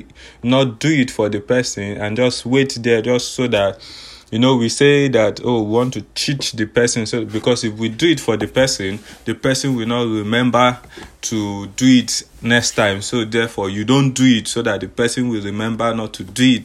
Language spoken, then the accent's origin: English; Nigeria; I'm from Nigeria